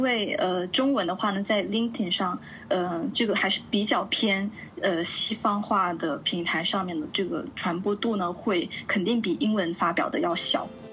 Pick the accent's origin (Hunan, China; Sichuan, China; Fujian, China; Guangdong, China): Guangdong, China; Shenzhen; moved away as an adult; also born or lived in United States; now in Milan, Italy; 我来自深圳，呃，目前呢是在意大利米兰做自由撰稿人